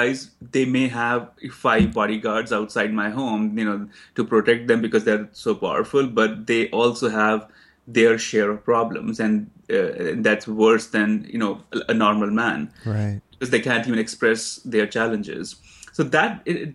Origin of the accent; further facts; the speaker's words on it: Himachal Pradesh, India; moved away as an adult; now in New York, United States; Dalai Lama's town is half an hour away from my hometown in India